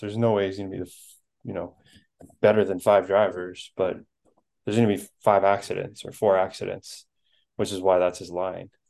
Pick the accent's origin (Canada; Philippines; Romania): Canada; I'm Canadian